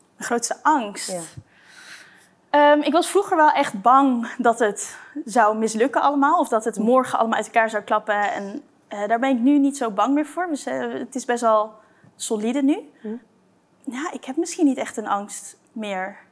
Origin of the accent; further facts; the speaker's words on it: Blaricum, North Holland, Netherlands; moved away as an adult; also born or lived in Delft; now in Amsterdam, Netherlands; in Blarikum, ja. Dus hm. daar eh, mijn jeugd doorgebracht